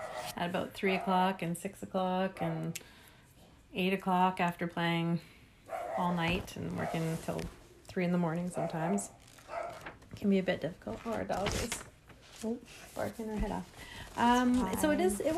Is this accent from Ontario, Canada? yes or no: no; Prince Edward Island, Canada; now in Comox Valley, Canada; being back east where I was born in Prince Edward Island